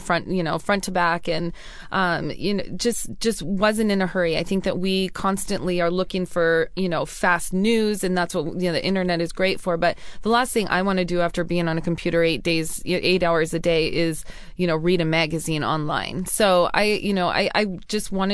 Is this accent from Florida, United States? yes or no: no; Pasco, Washington, United States; moved away; I was from a wonderful town called Pasco, Washington